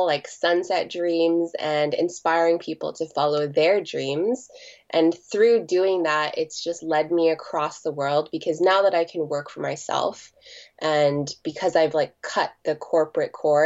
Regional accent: Toronto, Ontario, Canada; born and raised in Toronto, and now I'm 30 years old and I've been living here like since I was born.

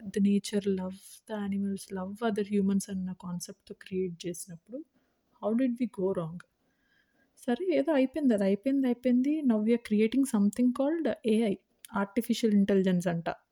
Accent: India; నేను ఇండియాలో పుట్టాను ఇండియాలో పెరిగాను

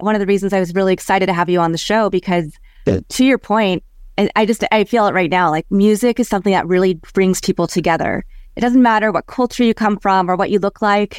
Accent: Kansas, United States; moved away; also born or lived in Chicago / Los Angeles / San Francisco / Houston; I grew up in Kansas

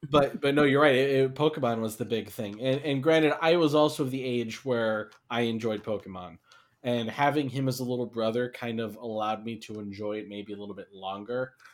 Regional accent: New Jersey, United States; also born or lived in Florida; I know for the listeners, since earlier I said I'm from New Jersey and I'm talking about how I went to elementary school in Florida, I moved around

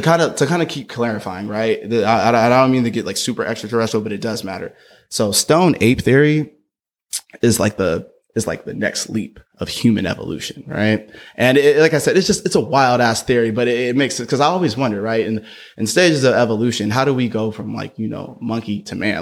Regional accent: Berkeley, California, United States; my hometown, B Town

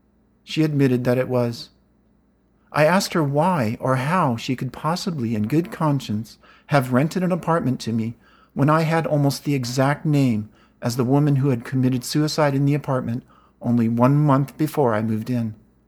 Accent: California, United States; I'm from California, and I'm a writer.

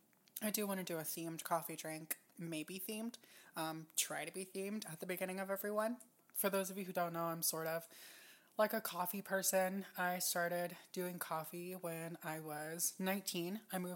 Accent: Japan; also born or lived in United States; And I grew up in Japan, and Hawaii has like a huge Japanese influence.

